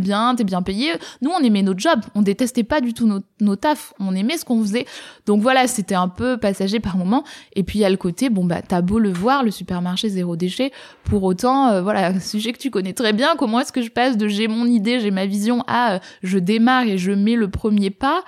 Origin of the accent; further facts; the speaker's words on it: Var, Provence-Alpes-Côte d'Azur, France; moved away as an adult; now in Toulouse, France; j'ai grandi dans le Var, j'étais jamais vraiment sortie de la ville dans laquelle j'avais grandi